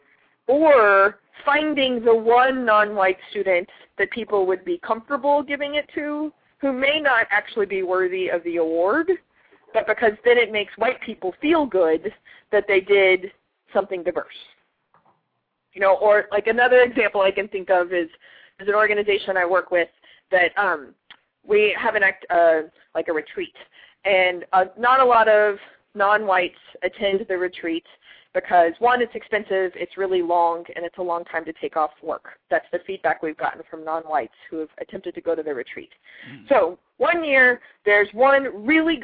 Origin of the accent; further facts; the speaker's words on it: Texas, United States; moved away; also born or lived in Arkansas / South Carolina; I'm from Texas